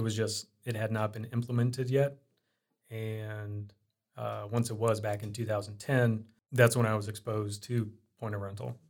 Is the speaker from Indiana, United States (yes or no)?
yes; Iowa and Indiana, United States; moved away as an adult; also born or lived in Des Moines, Iowa / Arizona; growing up, I was in Iowa and Indiana. My teen years, I was in Indiana, and before then, I was in Iowa.